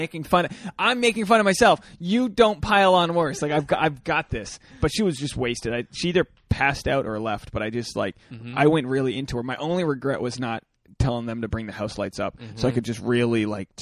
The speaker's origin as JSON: {"language": "English", "town": "Newport", "region": "Rhode Island", "country": "United States", "tie": "born or raised there", "said": "my hometown, Newport, Rhode Island"}